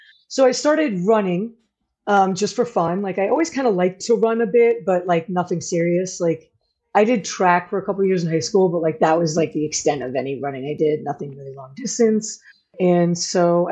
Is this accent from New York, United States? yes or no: yes; Westchester County, New York, United States; moved away as an adult; also born or lived in Keene, New Hampshire / Utah; now in Salem, United States; I'm originally from New York. So like down by the city. So Westchester County, New York.